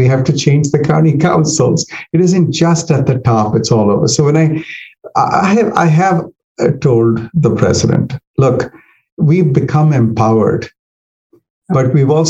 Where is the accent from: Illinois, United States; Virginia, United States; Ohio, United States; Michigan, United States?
Virginia, United States; And I say, I'm from Northern Virginia.